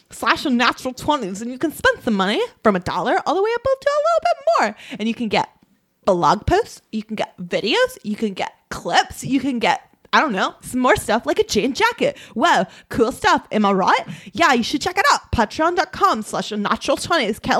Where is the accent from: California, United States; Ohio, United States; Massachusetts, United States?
California, United States; California, so this is how I speak.